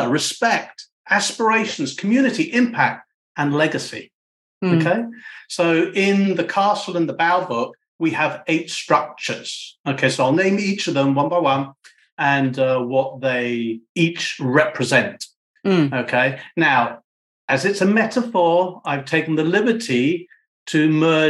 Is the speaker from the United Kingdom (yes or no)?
yes; United Kingdom; I'm a Brit as well. I'm a Brit, by the way